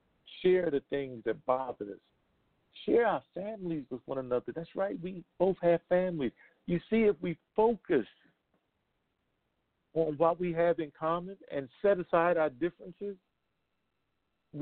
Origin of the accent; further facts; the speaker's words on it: United States; being born in this country as an American citizen